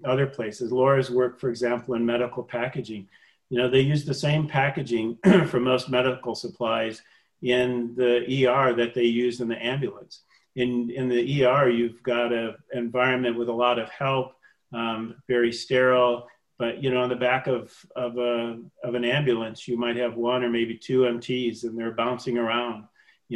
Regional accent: Michigan, United States; We're both from Michigan

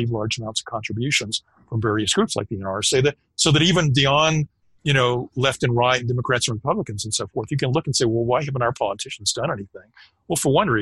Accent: United States; as an American

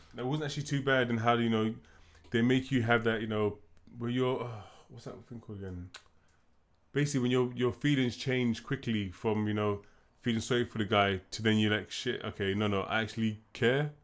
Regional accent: United Kingdom; we're black, we're British

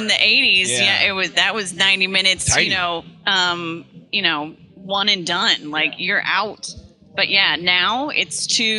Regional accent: Missouri, United States; I'm from Missouri

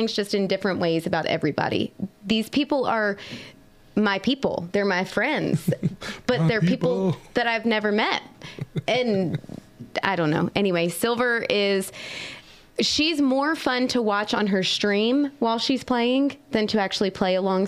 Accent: Maryland, United States; we're both from Maryland and have this bond always

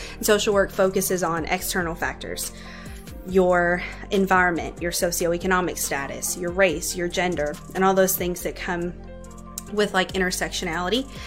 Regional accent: Louisville, Kentucky, United States; moved away as an adult; now in Bowling Green, United States; I grew up in Louisville on the south end.

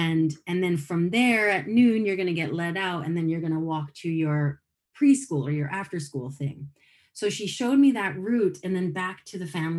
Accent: Sherwood Park, Alberta, Canada; also born or lived in Calgary; So I was born in Calgary, and my parents divorced when I was one. So I think from there, we might have gone to live with my dad's, all of us moved to my dad's family in Kamloops, possibly. But most of the time I spent in a place called Sherwood Park, which is a suburb of Edmonton

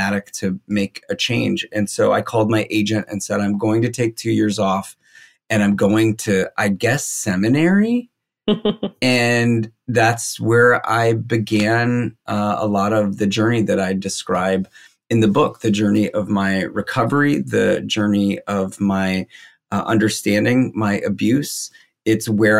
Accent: Minnesota, United States; moved away as an adult; also born or lived in Chicago; I grew up in Minnesota

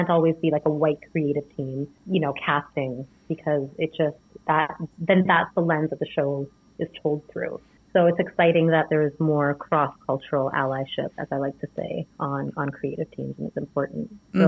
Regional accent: India; it's something that I grew up studying in India.

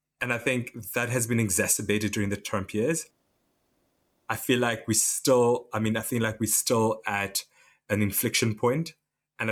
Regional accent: Namibia; now in United Kingdom; I'm from Namibia.

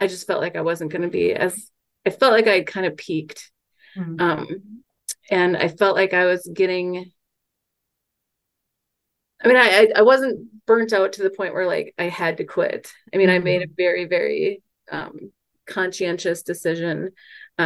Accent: Mankato, Minnesota, United States; I'm from Mankato

